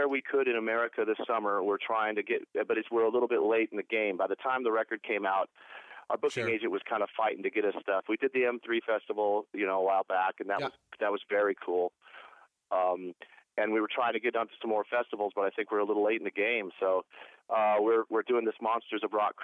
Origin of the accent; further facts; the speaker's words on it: Portland, Oregon, United States; moved away; also born or lived in Los Angeles / Cleveland; I was born in Portland, Oregon, grew up in Portland, Oregon